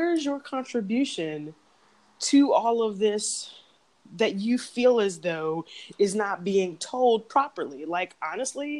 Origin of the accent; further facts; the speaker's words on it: Arlington, Virginia, United States; also born or lived in San Diego, California; I was born in San Diego, but grew up in Arlington, Virginia